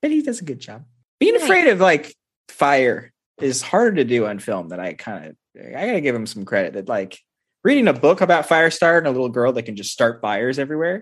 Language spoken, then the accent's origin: English; Midwest, United States; living in the Midwest